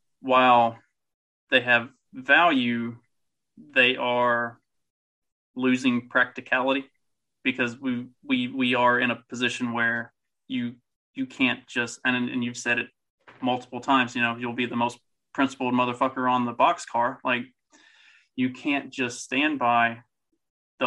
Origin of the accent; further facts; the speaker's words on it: Kentucky, United States; I grew up in Kentucky.